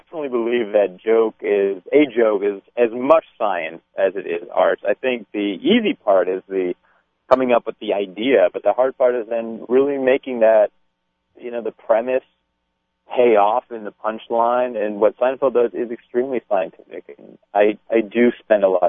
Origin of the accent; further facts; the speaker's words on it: Chicago, Illinois, United States; I'm from Chicago, and so I grew up in Second City